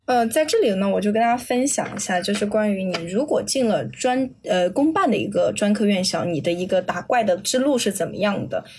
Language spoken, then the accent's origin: Chinese; southern China, China; accent: southern (non-standard Mandarin); also born or lived in Jiangnan small city; 我作为南方人，我的那个平翘舌音和前后鼻音都分得很差啊